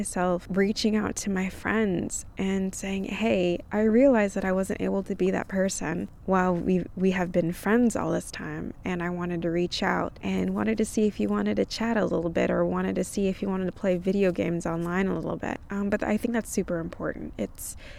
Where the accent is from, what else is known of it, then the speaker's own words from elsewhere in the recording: California, United States; moved away; also born or lived in Texas; I grew up in California